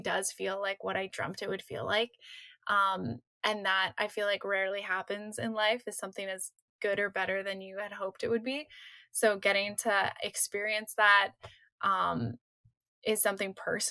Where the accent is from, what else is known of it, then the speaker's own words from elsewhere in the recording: Canada; I grew up in Canada